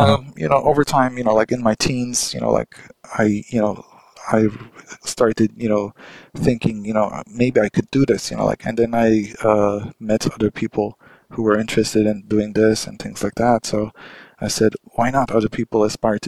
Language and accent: English; Ankara, Turkey; English is a second language; my hometown, Ankara